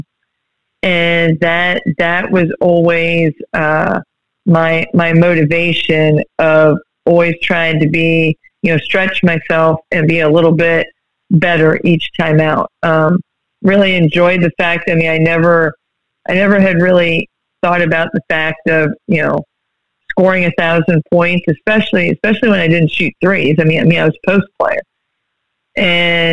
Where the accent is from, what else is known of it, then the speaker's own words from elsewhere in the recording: Berlin, Ohio, United States; moved away; I grew up in Berlin, Ohio